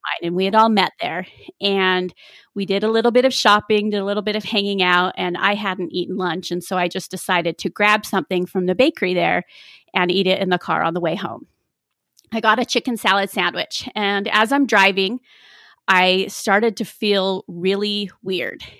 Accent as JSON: {"language": "English", "town": "South Jordan", "region": "Utah", "country": "United States", "tie": "born or raised there", "said": "I grew up in South Jordan, Utah."}